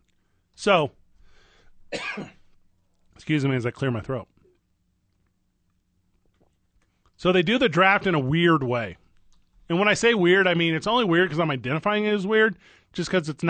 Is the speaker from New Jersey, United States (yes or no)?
no; St. Louis, Missouri, United States; St. Louis has a team, and for whatever reason, I can't quit my hometown.